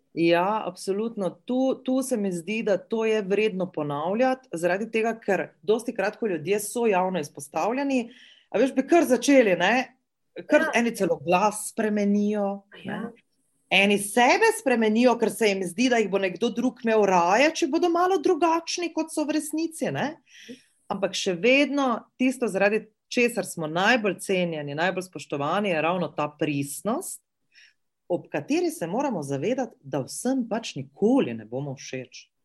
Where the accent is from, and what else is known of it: Slovenia